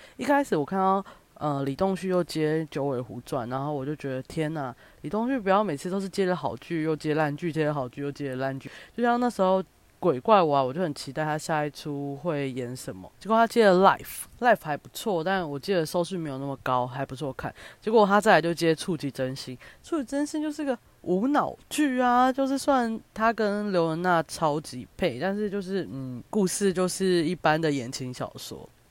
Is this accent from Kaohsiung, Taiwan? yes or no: yes; Kaohsiung, Taiwan; moved away; also born or lived in Taipei; 其实身为一个高雄人，咸豆浆这种东西我真的是在台北我才知道